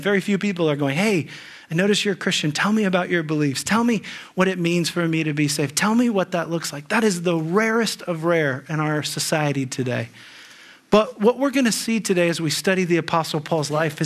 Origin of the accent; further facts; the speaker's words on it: Ohio, United States; moved away as an adult; also born or lived in California; we grew up in Ohio